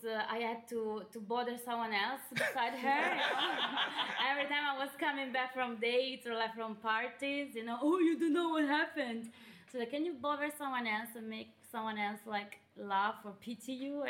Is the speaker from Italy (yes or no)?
yes; close to Bologna, Emilia-Romagna, Italy; English is a second language; moved away as an adult; now in United Kingdom; I'm from close to Bologna.